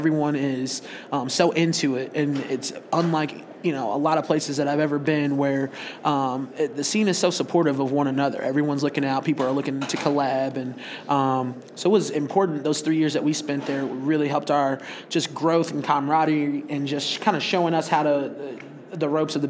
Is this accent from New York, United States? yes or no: no; Bloomington, Illinois, United States; But for us, it was the hub of the Midwest, and being from Bloomington, we wanted to continue working our Midwest markets.